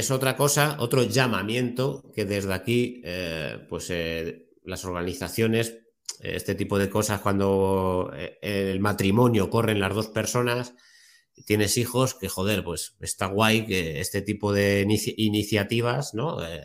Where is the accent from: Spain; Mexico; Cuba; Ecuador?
Spain; Torrejón de Ardoz, Community of Madrid; born there; yo eh, nací en Madrid y mi familia es de Alcalá de Henares, Guadalajara... Entonces me pilla allí, Torrejón de Ardoz, yo nací en Torrejón de entonces tengo casa, tengo la familia allí